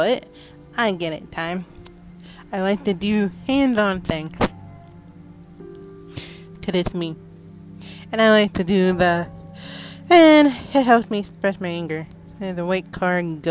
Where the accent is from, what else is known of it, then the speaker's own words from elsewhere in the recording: Concord, New Hampshire, United States; I was born and raised in New Hampshire